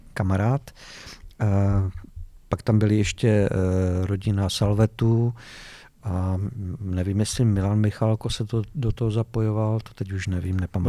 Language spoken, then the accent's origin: Czech; Ostrava, Moravian-Silesian Region, Czechia; also born or lived in Vítkov; Já jsem se narodil ve Vítkově, ale když jsem měl rok, tak jsem se přestěhoval do Ostravy.